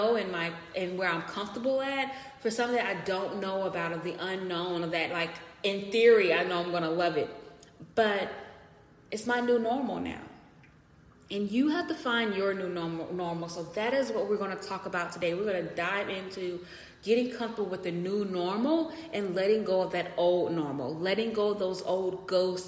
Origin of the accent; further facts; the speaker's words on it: United States; being American, what I love about living in this society and in my community